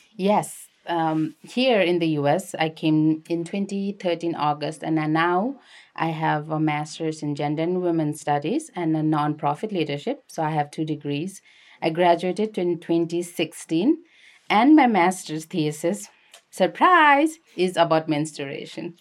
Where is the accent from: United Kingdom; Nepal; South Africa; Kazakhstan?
Nepal; Lalitpur, Bagmati; moved away as an adult; also born or lived in Kathmandu; now in United States; I'm from Kathmandu, which is actually technically Lalitpur, Nepal.